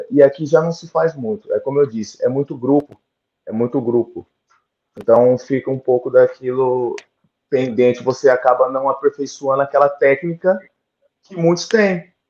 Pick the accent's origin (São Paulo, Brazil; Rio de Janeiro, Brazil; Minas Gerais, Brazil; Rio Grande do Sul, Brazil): São Paulo, Brazil; Americana; Eu sou de Americana, interior de São Paulo, é